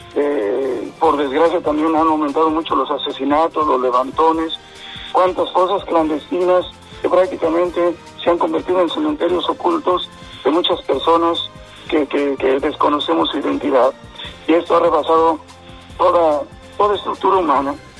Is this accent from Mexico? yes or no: yes; Mexico; como pueblo creyente, como mexicanos